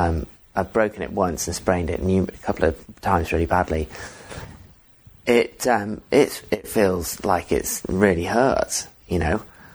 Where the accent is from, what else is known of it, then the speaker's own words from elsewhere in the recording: England, United Kingdom; Yeah. So I'm English, but my parents moved around a lot.